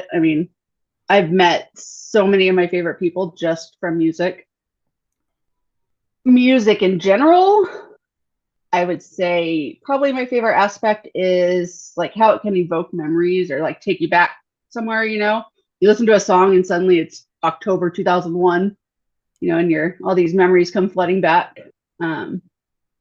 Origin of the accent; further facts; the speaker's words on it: Northern California, United States; I am from Northern California, so like 45 minutes north of Sacramento, kind of like in farm country, nowhere land.